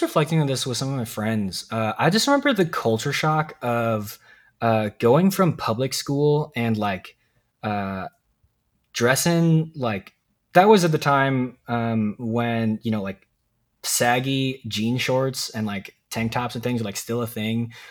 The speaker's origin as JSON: {"language": "English", "town": "Dallas", "region": "Texas", "country": "United States", "tie": "born or raised there", "also_born_or_lived": "Daegu, South Korea / Southern Illinois", "moved": "as an adult", "lives_now": "Missouri, United States", "said": "I grew up there, um, in the, uh, like I said, the Dallas area"}